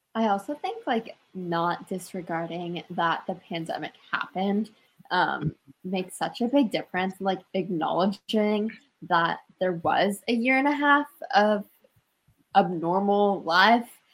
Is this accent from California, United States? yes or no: no; Washington, United States; I'm from Winville, Washington